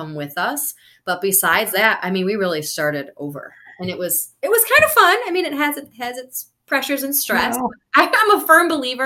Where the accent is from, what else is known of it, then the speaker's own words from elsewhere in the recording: Wisconsin, United States; moved away; also born or lived in Florida; I'm originally from Wisconsin